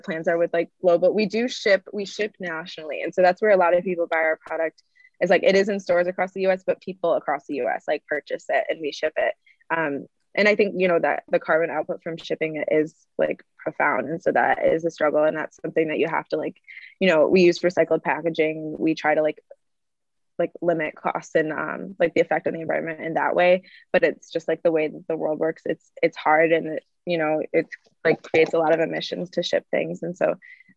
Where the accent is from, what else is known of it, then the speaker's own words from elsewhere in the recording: Midwest, United States; I'm from the Midwest, and like there's vegans here